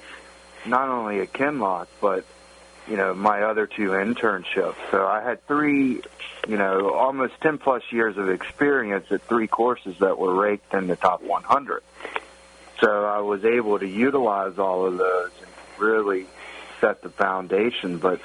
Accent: the South, Southern United States, United States; moved away as an adult; now in Pittsburgh, United States; being a Southerner my whole life

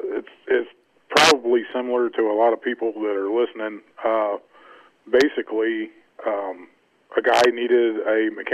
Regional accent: North Carolina, United States; I'm originally from North Carolina.

